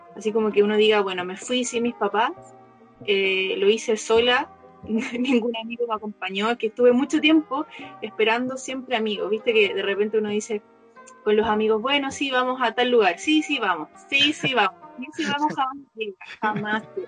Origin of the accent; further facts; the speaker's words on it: Chile; moved away as an adult; also born or lived in Berlin, Germany / Copenhagen, Denmark / New Zealand; me pregunté dónde soy, le digo de Chile